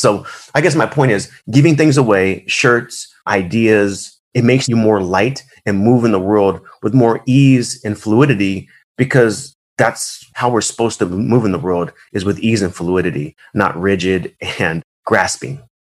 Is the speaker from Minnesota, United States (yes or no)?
no; Arizona, United States; I was born in Arizona I'm one of the few that's in Arizona